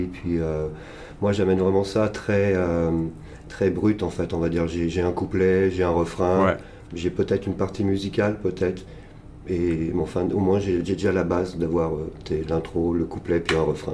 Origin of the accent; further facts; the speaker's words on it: Paris region, Île-de-France, France; moved away as an adult; also born or lived in Montpellier / Canada; now in Toronto, Canada; je, je, suis, né à Montpellier à l'origine, j'ai grandi dans la région parisienne, j'ai fait un peu mes études à Paris